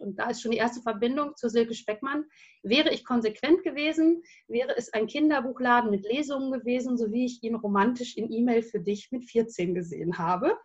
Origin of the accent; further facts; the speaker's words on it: Versmold, North Rhine-Westphalia, Germany; also born or lived in England / Denmark; ich bin in Versmold geboren, also gar nicht so weit von hier